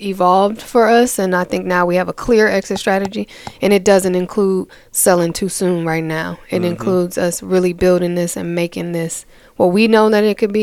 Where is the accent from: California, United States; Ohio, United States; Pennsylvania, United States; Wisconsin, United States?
Wisconsin, United States; Milwaukee; I'm from Milwaukee, Wisconsin. Teenage mom